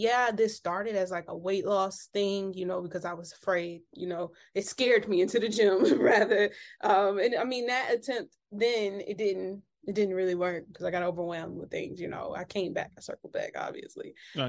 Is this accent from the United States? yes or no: yes; Detroit, Michigan, United States; moved away as an adult; I'm actually from Detroit.